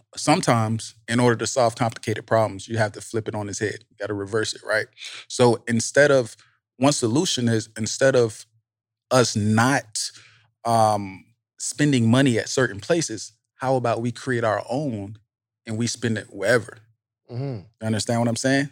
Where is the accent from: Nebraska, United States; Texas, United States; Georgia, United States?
Georgia, United States; Savannah; I grew up in Savannah, right? So I'm from the projects